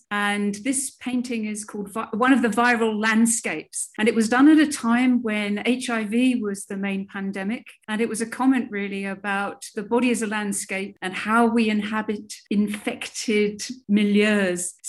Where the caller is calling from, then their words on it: Newcastle upon Tyne, North East England, United Kingdom; I'm coming in from Newcastle on Tyne in the UK.